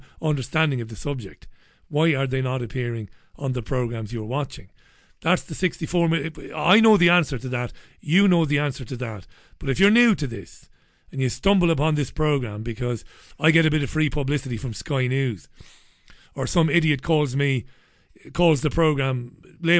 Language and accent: English; Ireland; I'm Irish